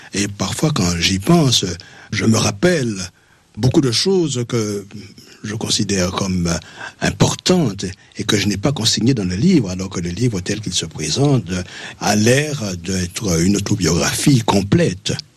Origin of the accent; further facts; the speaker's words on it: Martinique; also born or lived in Fort-de-France; mon village natal. Moi, je suis de l'intérieur, je suis du petit bourg